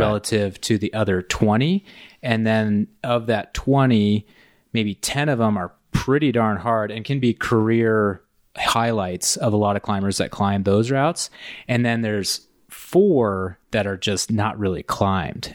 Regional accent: Indiana, United States; moved away as an adult; I grew up in Indiana

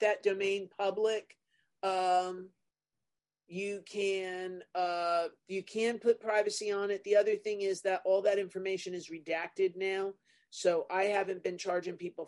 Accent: New Jersey, United States; I'm from New Jersey

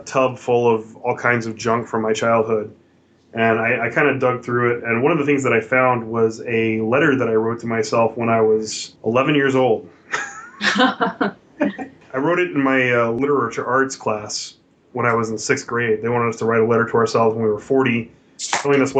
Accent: Oklahoma, United States; now in Houston, United States; I'm from Oklahoma, which is not too drastically different from Texas

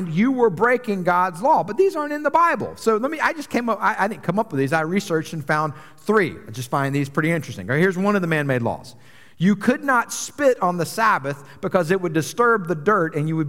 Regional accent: Atlanta, Georgia, United States; moved away as an adult; also born or lived in New York City; I grew up in Atlanta, a major international city

